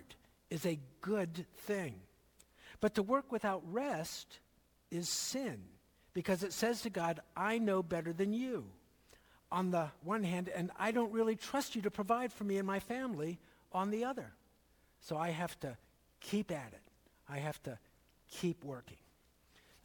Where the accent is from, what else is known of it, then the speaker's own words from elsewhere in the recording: Philadelphia, Pennsylvania, United States; When I was growing up in Philadelphia